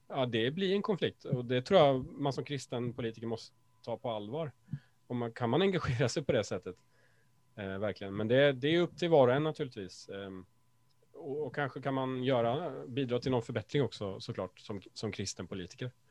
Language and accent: Swedish; Sweden; oss svenskar